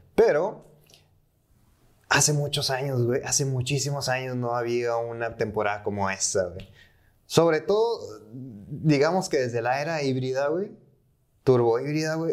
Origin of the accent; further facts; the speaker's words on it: Mexico; Siendo mexicano